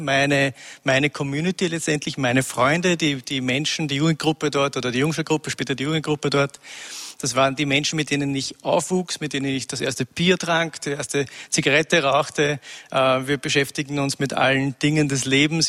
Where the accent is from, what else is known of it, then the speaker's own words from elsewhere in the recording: Upper Austria, Austria; ich wurde in Oberösterreich geboren, in einem kleinen Nest, 1000 Einwohner. Ähm, und wurde dort sozialisiert in den 70er Jahren